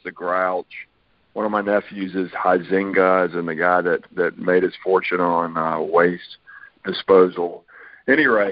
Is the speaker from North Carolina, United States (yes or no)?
yes; Charlotte, North Carolina, United States; also born or lived in Virginia / Fayetteville; I'm one of the few people that's a native Charlottean. I grew up in Charlotte, born here, grew up here